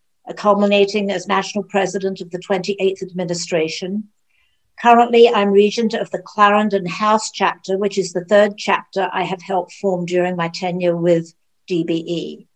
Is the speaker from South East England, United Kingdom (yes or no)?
yes; Surrey, South East England, United Kingdom; also born or lived in London / Kansas City; now in Jacksonville, United States; I was born in London and I grew up in Surrey, England. I lived in Kansas City for about 50 years. I retired in 2006. I moved to Jacksonville, Florida in 2013.